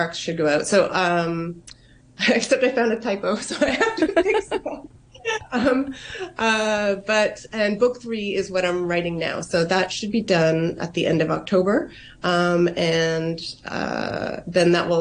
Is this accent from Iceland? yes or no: no; Canada; moved away as an adult; now in Hong Kong; Growing up in Canada, you know, I was mixed. My mom's Taiwanese and my dad's Hungarian.